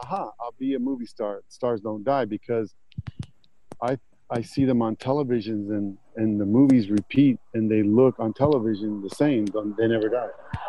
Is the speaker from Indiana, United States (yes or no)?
no; Florida, United States; moved away; also born or lived in Newark, New Jersey; Oh, Florida. Did you guys get to – I was raised there.